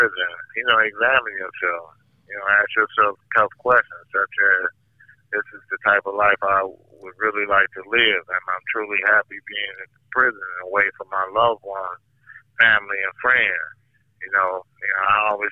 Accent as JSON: {"language": "English", "town": "Milwaukee", "region": "Wisconsin", "country": "United States", "said": "I'm from Milwaukee, Wisconsin, and I'm currently at Red Granite Institution"}